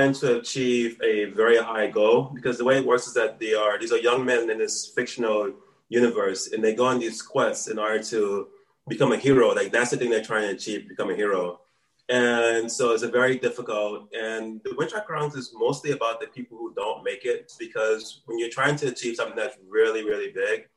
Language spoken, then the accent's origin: English; New Orleans, Louisiana, United States; moved away as an adult; now in Taipei, Taiwan; I'm originally from New Orleans, Louisiana